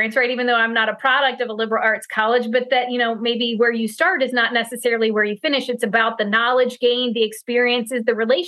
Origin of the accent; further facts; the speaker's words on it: Pennsylvania, United States; I'm from Pennsylvania.